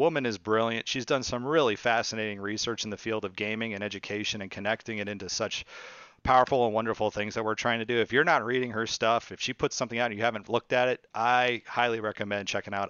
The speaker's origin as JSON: {"language": "English", "town": "San Francisco", "region": "California", "country": "United States", "said": "Even though I'm from California. I'm from the San Francisco area."}